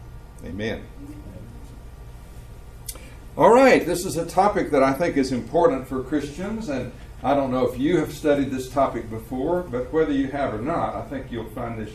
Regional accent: Tampa, Florida, United States; I'm from Tampa, Florida

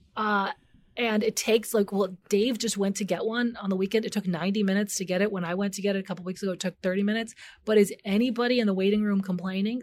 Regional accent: Chicago, Illinois, United States; I grew up in the North Park area, so it's a really sleepy area, sort of known for maybe W T D W or Northeastern Illinois University

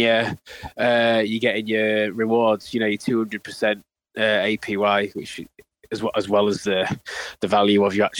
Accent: Doncaster, Yorkshire and the Humber, United Kingdom; moved away as an adult; now in Leeds, United Kingdom; I was born in Doncaster, so I grew up just outside, so it's only down the road really

